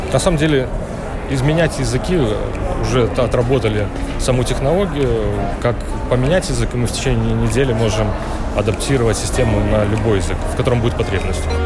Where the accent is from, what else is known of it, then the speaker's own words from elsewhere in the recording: Lithuania; мы сами из Литвы